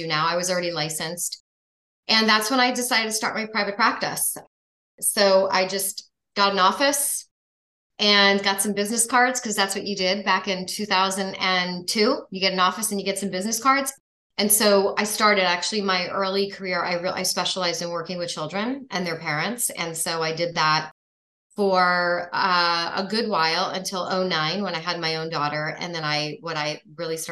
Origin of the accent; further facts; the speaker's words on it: New York, United States; moved away as an adult; now in Florida, United States; I'm actually from New York, so I went to grad school there.